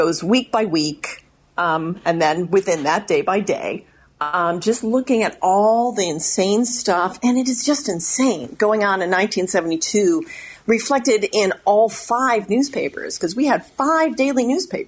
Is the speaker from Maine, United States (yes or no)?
no; Dolton, Illinois, United States; I actually grew up right over the border in Dalton